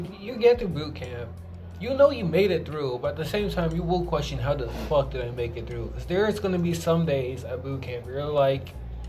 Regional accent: East Coast, United States; me and Bennett, so we're from East Coast

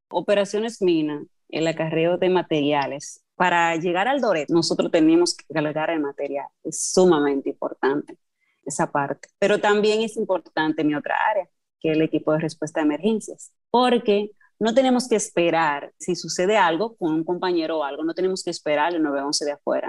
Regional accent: Cotuí, Sánchez Ramírez, Dominican Republic; soy oriunda de Cotuí

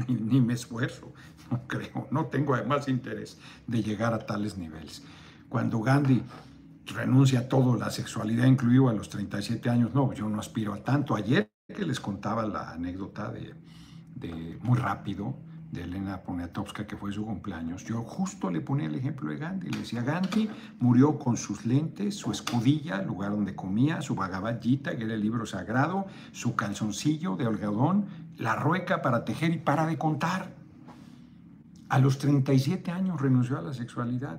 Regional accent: Mexico City, Mexico; Yo soy de Azcapotzalco

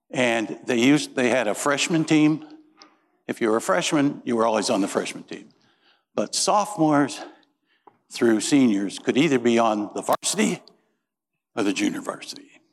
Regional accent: Peru, Indiana, United States; moved away; I grew up in Peru, Indiana

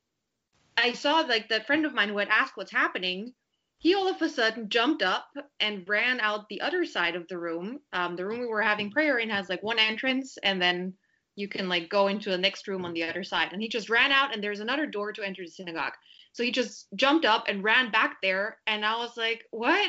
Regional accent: Vienna, Austria; moved away as an adult; also born or lived in Berlin; now in Paris, France; I was born and raised in Vienna

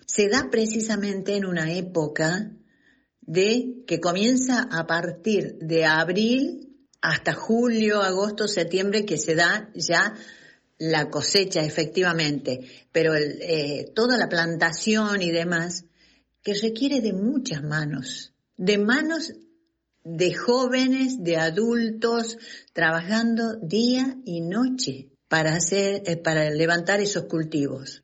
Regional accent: Tucumán, Argentina; tucumana, en el Gran San Miguel de Tucumán.

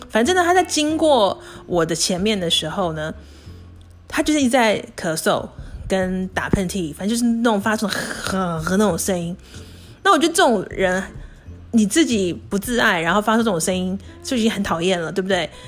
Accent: Taiwan; moved away; 我刚回台湾，跟我小时候在台湾的时候

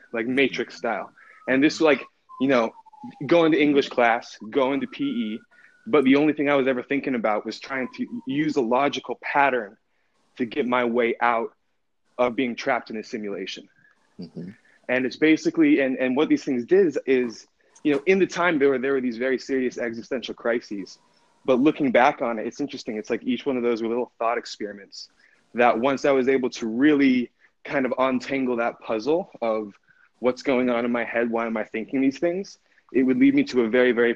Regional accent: Park City, Utah, United States; also born or lived in Oakland, California; I grew up in Park City, Utah.

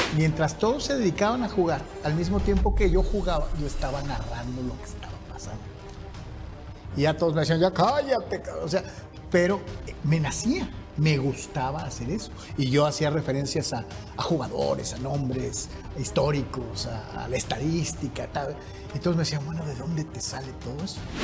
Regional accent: Guadalajara, Jalisco, Mexico; soy de Guadalajara.

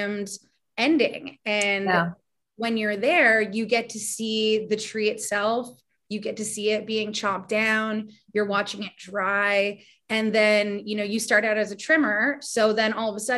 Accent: Toronto, Ontario, Canada; I'm born and raised in Toronto, which is a mega city.

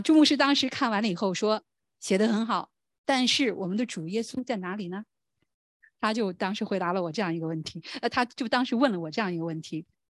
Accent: China; 我们中国人

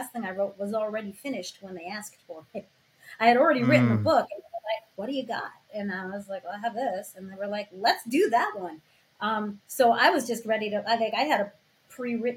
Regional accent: New York, United States; now in Los Angeles, United States; I'm from New York originally. I live in Los Angeles now.

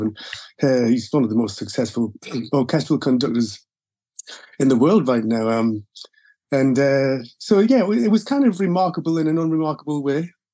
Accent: Gateshead, North East England, United Kingdom; I had a pretty normal uh, life in Gateshead.

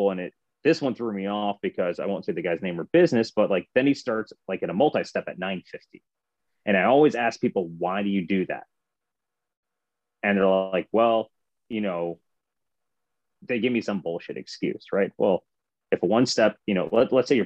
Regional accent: north of Cincinnati, near Dayton, Ohio, United States; I'm north of Cincinnati. Just say Cincinnati, Dayton, Ohio

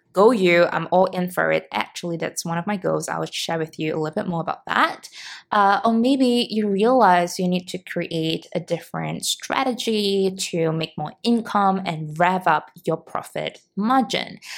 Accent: Singapore; moved away; in Singapore, back in my hometown

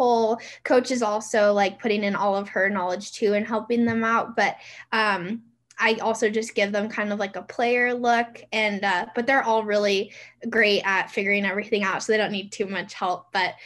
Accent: the Northwest, Pacific Northwest, United States; now in Reno, United States; I'm from the Northwest

